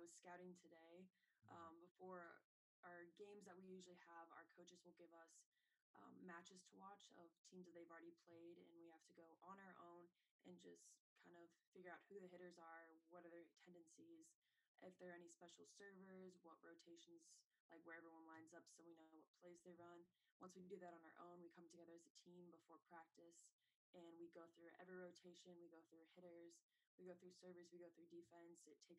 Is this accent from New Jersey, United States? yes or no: no; Evergreen, Colorado, United States; Yeah, it's nothing compared to home.